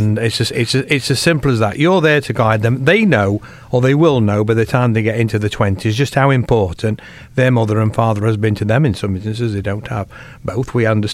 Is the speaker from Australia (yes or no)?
no; Rainworth, East Midlands, United Kingdom; I was brought up in Rainworth